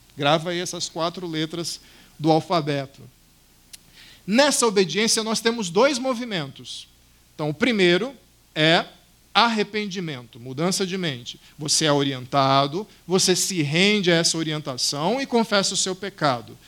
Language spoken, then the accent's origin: Portuguese; Cuiabá, Mato Grosso, Brazil; moved away; no centro da cidade de Cuiabá, de onde eu vim